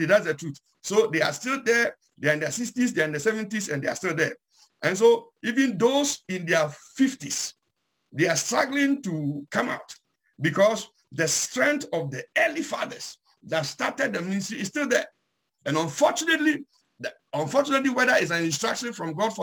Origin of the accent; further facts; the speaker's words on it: Ghana; I'm from Ghana, so I'll use a Ghanaian heritage